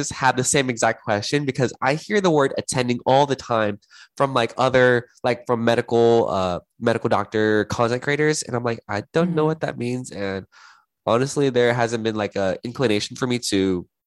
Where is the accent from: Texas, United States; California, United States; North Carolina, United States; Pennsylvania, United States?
Texas, United States; Houston; I'm a Texas girl. I've been. I was born and raised in Houston. Went to school in Austin, and now I'm back in Houston.